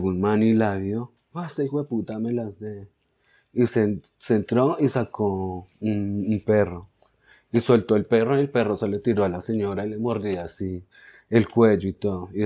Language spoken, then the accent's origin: Spanish; Bronx, New York, United States; yo soy de acá, soy de la zona, nací acá en el Bronx